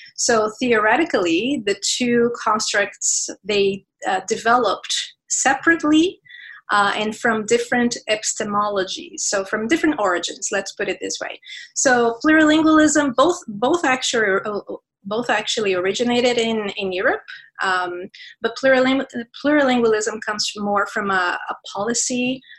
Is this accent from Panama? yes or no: no; Brazil; first language Portuguese; English is a second language; moved away as an adult; also born or lived in Canada; now in Montreal, Canada; growing up in Brazil, of course, I had to learn Portuguese as a first language